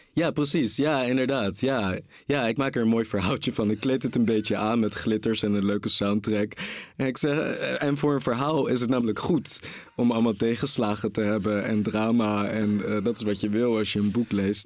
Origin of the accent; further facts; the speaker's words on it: Rotterdam, South Holland, Netherlands; also born or lived in Groningen / Marseille; ik ben in Rotterdam geboren